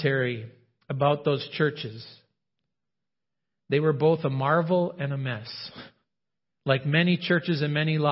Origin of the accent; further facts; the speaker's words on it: Roseau, Minnesota, United States; moved away; I came from Roseau